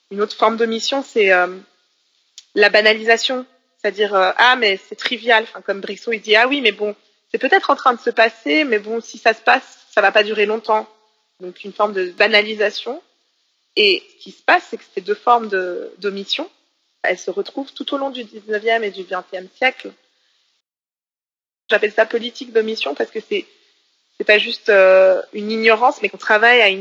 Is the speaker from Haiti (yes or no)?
yes; Haiti; voilà, je viens d'Haïti, et ils sont là, ah, Haïti, c'est un de nos départements